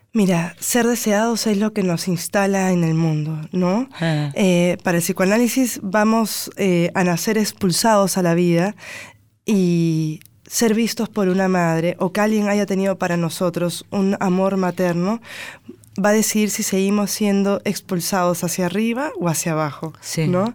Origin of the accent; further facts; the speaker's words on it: Lima, Peru; accent: Lima tonadita; moved away as an adult; now in Buenos Aires, Argentina; defiendo mi toradita limeña